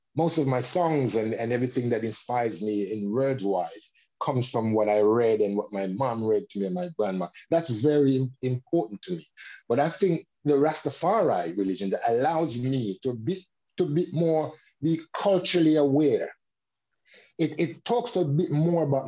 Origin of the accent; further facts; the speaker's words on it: London, United Kingdom; I was growing up in Bixton